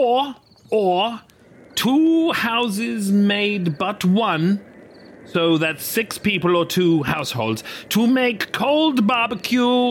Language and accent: English; Bournemouth, South West England, United Kingdom; moved away as an adult; also born or lived in London; he and I grew up together in Bournemouth